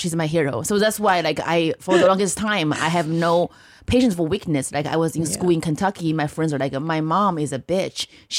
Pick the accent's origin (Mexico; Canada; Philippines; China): China; northern China; English is a second language; now in United States; I grew up in China in the 90s.